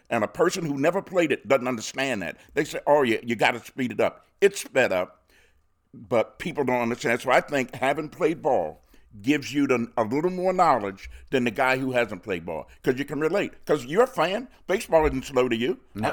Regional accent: Baltimore, Maryland, United States; I'm born and raised in Baltimore.

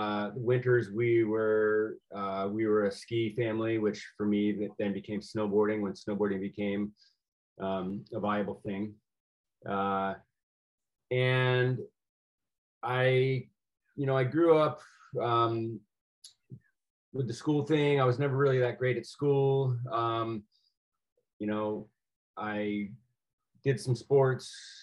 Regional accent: Rhode Island, United States; So I grew up in a pretty traditional East Coast family, Catholic, Republican, you know, of the kind of old mindset.

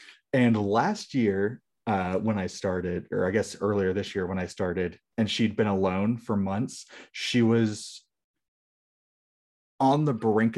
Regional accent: United States; Hi, I'm American.

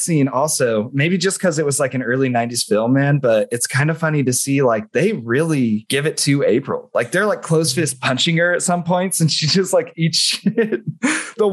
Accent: Las Vegas, Nevada, United States; we're from Vegas, maybe.

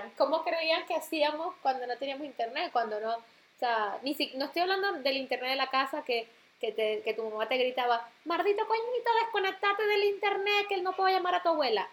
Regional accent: Maracaibo, Zulia, Venezuela; also born or lived in New York; now in Rome, Italy; soy maracucha de nacimiento, este, de crianza, porque me crié en esa ciudad

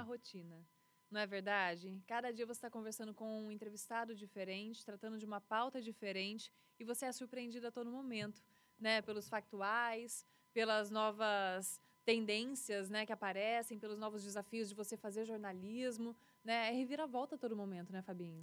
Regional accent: Presidente Prudente, São Paulo, Brazil; also born or lived in Lins / Catanduva / Paraguaçu Paulista; cresci aqui, desde 96 até agora

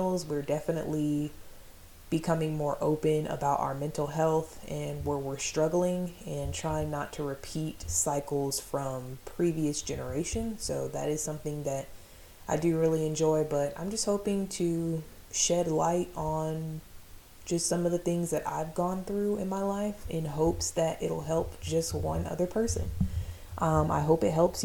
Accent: Fort Riley, Kansas, United States; I was born in Fort Riley, Kansas to a single mom

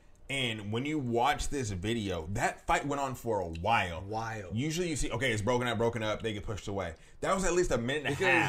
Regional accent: Los Angeles, California, United States; we are from the Los Angeles area

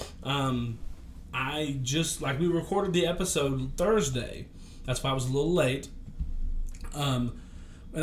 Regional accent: Crossville, United States; I'm from Crossville

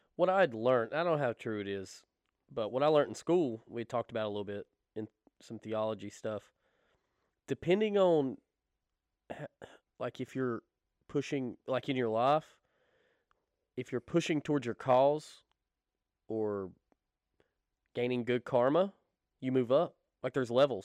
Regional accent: the Bible Belt, United States; we were raised in the Bible Belt.

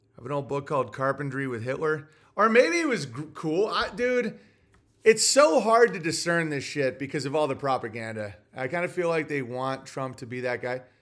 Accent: United States; as an American

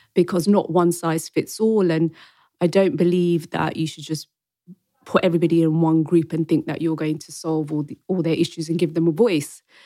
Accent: Wembley, London, United Kingdom; also born or lived in Rawalpindi, Pakistan; I was born in Rawalpindi in Pakistan, but when I was two months old, I've been a Wembley Brent girl. And I've been to school here, secondary school.

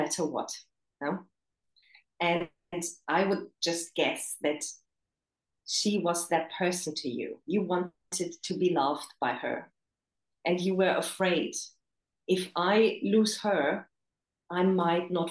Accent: Germany; also born or lived in Romania / England; now in China; I was born in Romania. I grew up in Germany.

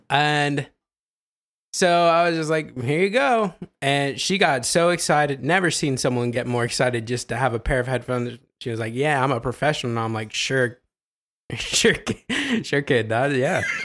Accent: Ohio, United States; I'm from Ohio

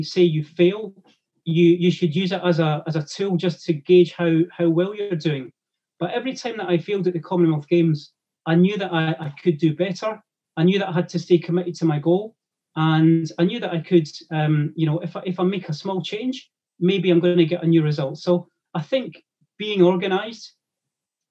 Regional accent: Grangemouth, Scotland, United Kingdom; growing up in Grangemouth in Scotland

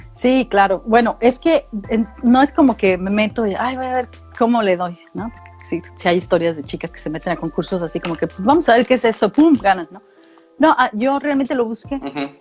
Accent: Mexicali, Baja California, Mexico; moved away as an adult; also born or lived in San Luis Potosí; now in Australia; yo viví, yo crecí en Mexicali y Baja California. Mi familia migró para allá. Y a los quince años yo regreso a San Luis Potosí

